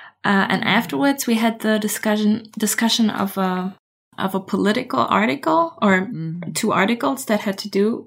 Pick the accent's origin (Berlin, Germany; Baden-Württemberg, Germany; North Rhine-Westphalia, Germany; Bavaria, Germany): Berlin, Germany; English is a second language; I'm from Berlin, Berlin, Germany